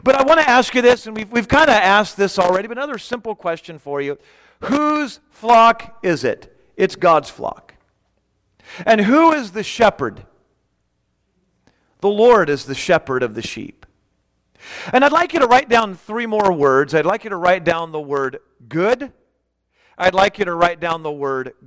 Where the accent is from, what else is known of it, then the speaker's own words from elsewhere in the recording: Bellflower, California, United States; now in Victorville, United States; I grew up in Bellflower